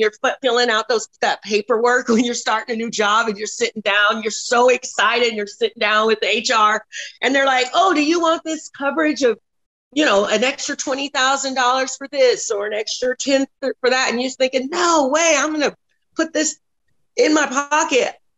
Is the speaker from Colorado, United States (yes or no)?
yes; Denver, Colorado, United States; now in Texas, United States; I'm originally from Denver, Colorado